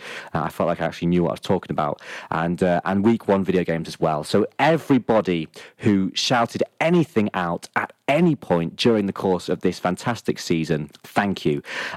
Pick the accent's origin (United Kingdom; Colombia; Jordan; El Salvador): United Kingdom; Lincoln, East Midlands; moved away as an adult; also born or lived in York / London / Leeds; York may have been where I was born, but Lincoln is where I was moulded, formed and shaped from childhood to adulthood.